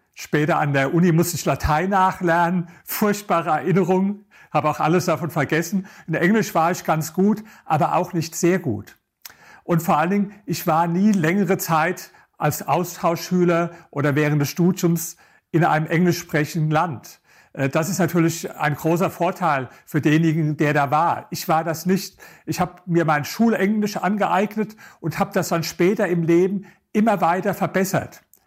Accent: Germany; accent: German; meinen deutschen Akzent

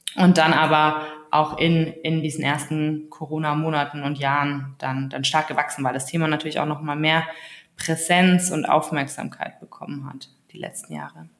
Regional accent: Allgäu, Bavaria, Germany; now in Berlin, Germany; Ich komme ursprünglich aus dem Allgäu, also ganz aus dem Süden, relativ ländlich aufgewachsen, kleines Dorf.

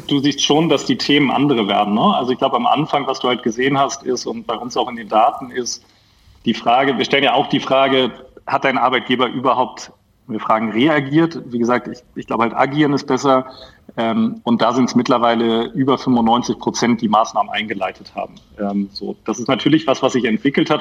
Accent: Hamburg, Germany; bin ich Hamburger Jung

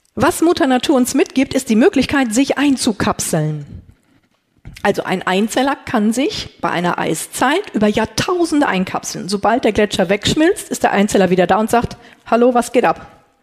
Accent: North Rhine-Westphalia, Germany; Ich komme aus Ostwestfalen

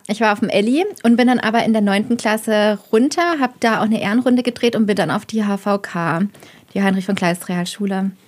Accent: Heilbronn, Baden-Württemberg, Germany; moved away; also born or lived in Rhineland; komme gebürtig aus Heilbronn, habe bis heute immer noch eine Verbindung zu meiner Heimatstadt

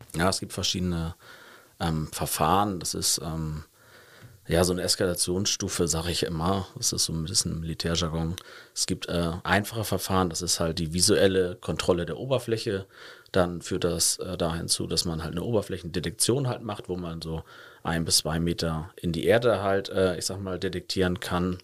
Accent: Hamburg, Germany; moved away as an adult; now in Cologne, Germany; Also ich komme gebürtig aus Hamburg

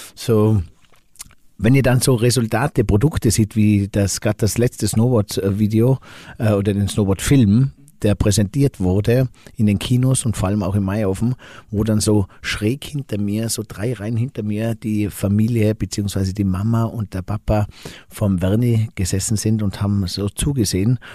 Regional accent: Finkenberg, Tyrol, Austria; ich komme aus der Stockfamilie in Finkenberg

